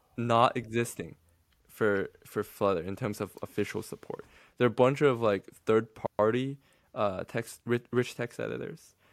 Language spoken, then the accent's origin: English; China; English is a second language; I'm from mainland China.